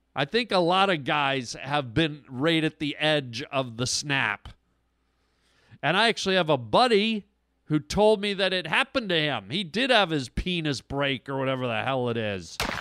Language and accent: English; Toronto, Ontario, Canada; now in Los Angeles, United States; I'm from Toronto, Canada